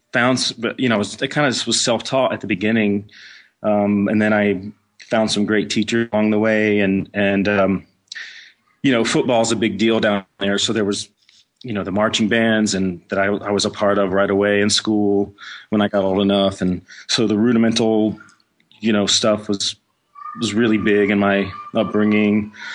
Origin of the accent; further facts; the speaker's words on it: Clinton, Mississippi, United States; moved away; also born or lived in Texas; I grew up in Mississippi in a small town outside of Jackson. Clinton was the name of the city.